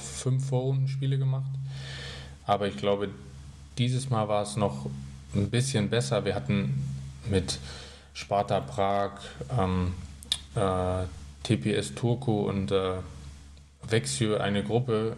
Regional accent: Bad Tölz, Bavaria, Germany; moved away; also born or lived in Berlin; wo natürlich auch meine Heimat da ist. Ich bin da geboren, mein Papa lebt da, meine Onkel, meine Tante

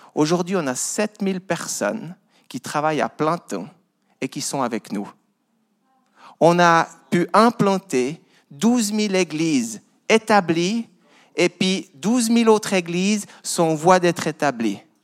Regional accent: Vaud, Switzerland; j'ai grandi dans une ferme dans le Gros de Vaud. Voilà mon accent

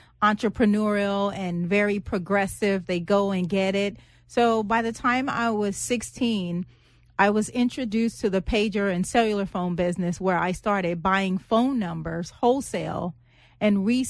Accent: Los Angeles, California, United States; So I was born and raised in Los Angeles, and at 14, I found myself homeless.

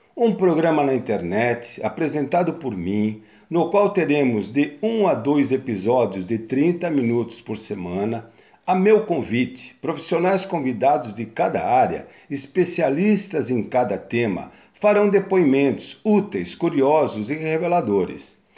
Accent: São Bernardo do Campo, São Paulo, Brazil; now in Guarujá, Brazil; mudamos de São Paulo para São Bernardo e fomos morar num sítio de um tio onde meus pais foram ser caseiros. Foi onde eu tive uma infância super saudável até os 9 anos de idade

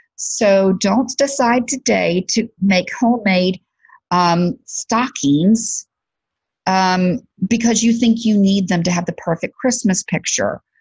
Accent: Alabama, United States; I'm from Alabama.

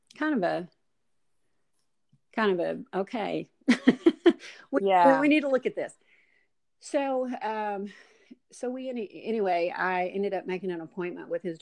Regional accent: Kentucky, United States; moved away as an adult; also born or lived in Tennessee; we're originally from Kentucky, and we moved from Kentucky to Tennessee, to just north of Nashville, and lived there for 13 years

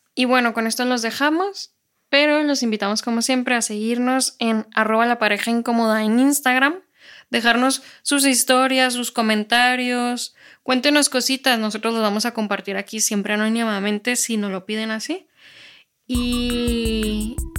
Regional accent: Mexico; now in Spain; yo sí soy mexicana y me veo como mexicana

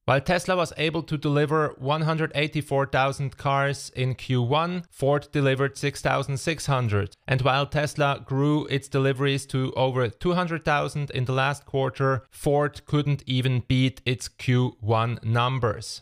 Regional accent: Switzerland; my home country, Switzerland.

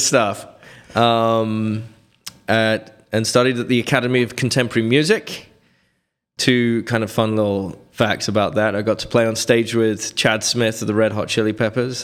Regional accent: Reading, South East England, United Kingdom; moved away; I grew up in near London in a little quaint village

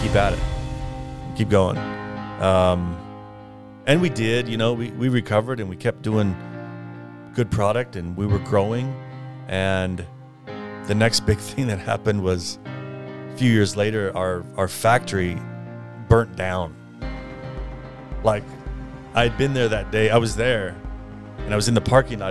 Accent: Parma, Idaho, United States; moved away as an adult; also born or lived in China; Parma, Idaho.

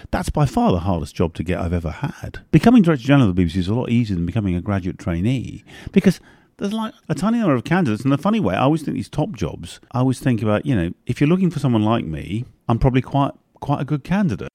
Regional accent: London, United Kingdom; also born or lived in north of England / Ireland; I'm half Irish, but essentially the English elite, London elite

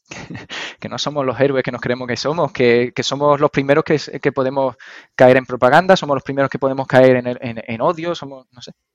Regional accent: Andalusia, Spain

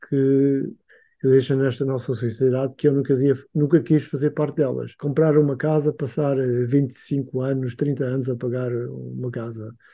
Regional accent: Angola; born there; eu nasci em Angola. Aliás, uhum. eu já sou uhum. a terceira geração nascida em Angola.

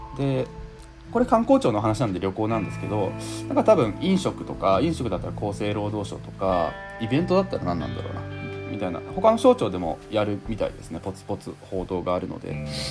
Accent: Higashihiroshima, Hiroshima, Japan; 僕の地元の広島もの東広島市

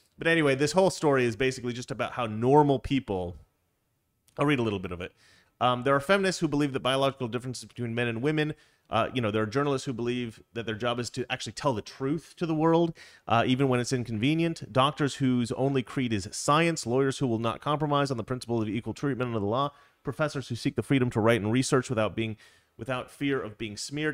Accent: Oregon, United States; I grew up in Oregon

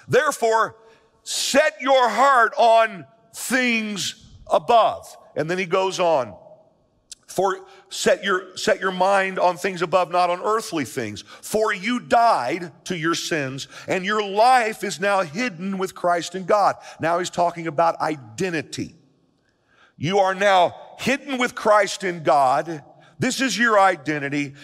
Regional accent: United States; I'm an American, I'm a citizen of this country, I love the USA

